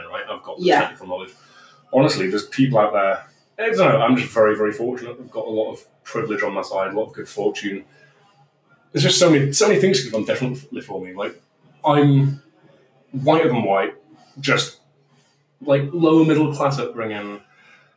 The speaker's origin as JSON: {"language": "English", "town": "Bradford", "region": "Yorkshire and the Humber", "country": "United Kingdom", "tie": "born or raised there", "said": "I grew up in Bradford."}